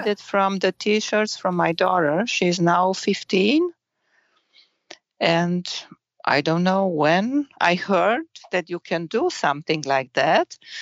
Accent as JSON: {"language": "English", "country": "Romania", "tie": "born or raised there", "second_language": "English", "moved": "as an adult", "lives_now": "Germany", "said": "I was born in Romania and I grew up in Romania"}